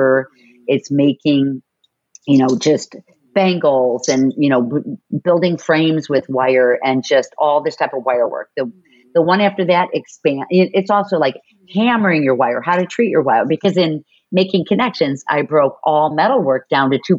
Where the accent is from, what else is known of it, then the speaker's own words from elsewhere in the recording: Chicago, Illinois, United States; moved away; also born or lived in San Diego; I grew up in Chicago and then I lived in San Diego for 7 years.